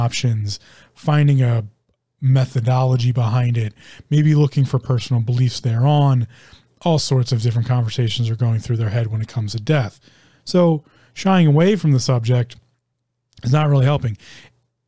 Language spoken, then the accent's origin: English; United States; me being an American